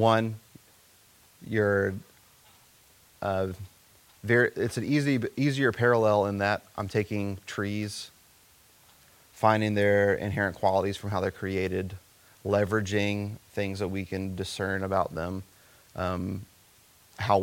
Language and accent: English; coastal South Carolina, United States; I grew up in coastal South Carolina